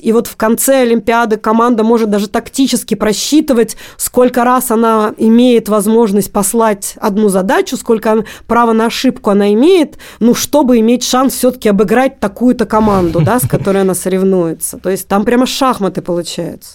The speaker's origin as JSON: {"language": "Russian", "town": "Magnitogorsk", "region": "Chelyabinsk Oblast", "country": "Russia", "moved": "as an adult", "lives_now": "Moscow, Russia", "said": "Я из Магнитогорска, Челябинской области"}